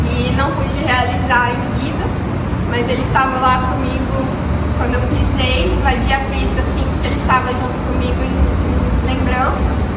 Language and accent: Portuguese; Brazil; como brasileiro